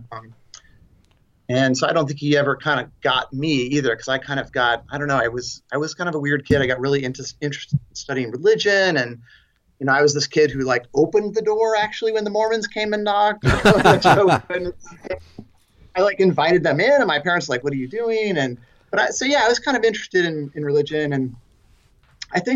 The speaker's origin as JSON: {"language": "English", "town": "San Francisco", "region": "California", "country": "United States", "tie": "born or raised there", "said": "I grew up in San Francisco in the Bay Area"}